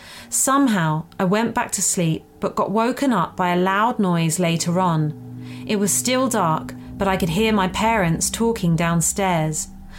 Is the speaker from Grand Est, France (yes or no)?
no; Bordeaux, Nouvelle-Aquitaine, France; first language French; English is a second language; I was born and raised in Bordeaux, France, so French is my first language.